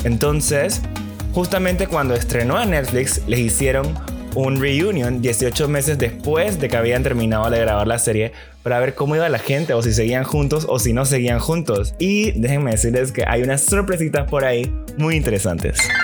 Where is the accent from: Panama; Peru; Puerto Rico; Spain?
Panama; quiénes somos como panameños